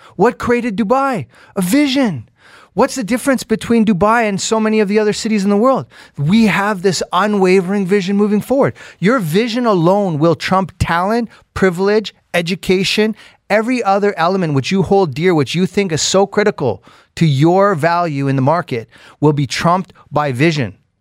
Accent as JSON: {"language": "English", "country": "Canada", "said": "as a Canadian"}